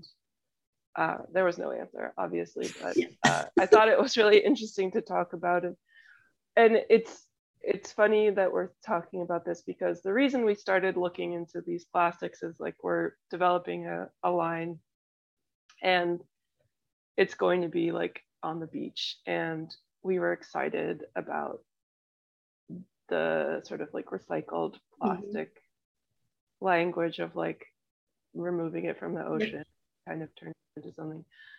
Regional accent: Madison, Wisconsin, United States; born there; We always talk about our like Midwest roots. I was born in Madison.

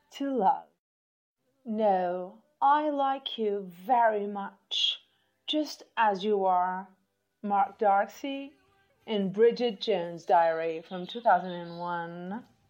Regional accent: Barcelos, Braga, Portugal; English is a second language; now in Matosinhos, Portugal; my hometown, for those who, doesn't, who don't know, is Barcelos. Uh, I'm living in Porto, Matosinhos but um, I grew up. I was born in Barcelos

